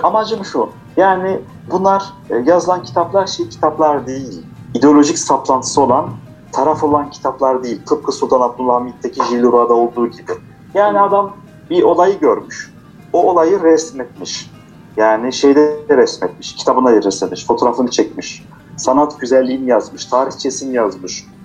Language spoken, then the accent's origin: Turkish; Strasbourg, Grand Est, France; first language Turkish; Biz orada dünyaya gelmişiz.